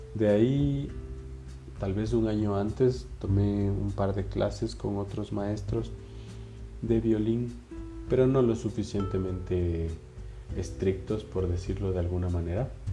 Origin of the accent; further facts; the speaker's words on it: Ibarra, Imbabura, Ecuador; moved away as an adult; now in Quito, Ecuador; yo soy de Ibarra, entonces ya son casi 11 años que vivo aquí en Quito